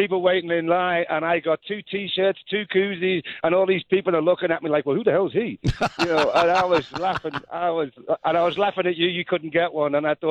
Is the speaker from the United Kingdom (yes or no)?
yes; England, United Kingdom; accent: English; moved away; I'm from England anyway